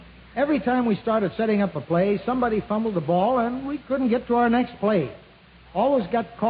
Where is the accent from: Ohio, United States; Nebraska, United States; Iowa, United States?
Iowa, United States; my home state university, Iowa.